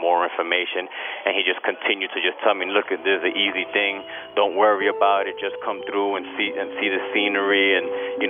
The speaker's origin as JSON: {"language": "English", "town": "New York City", "region": "New York", "country": "United States", "said": "I'm from Brooklyn, New York"}